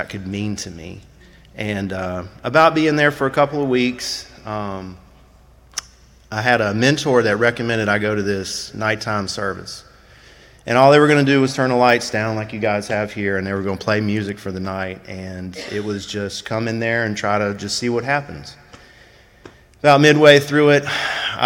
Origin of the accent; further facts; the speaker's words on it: Tallahassee, Florida, United States; I'm from Tallahassee, Florida